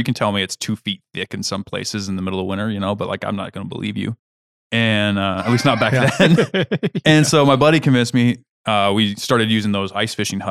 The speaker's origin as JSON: {"language": "English", "region": "Kansas", "country": "United States", "said": "So I'm from Kansas. So ice fishing is like not a thing."}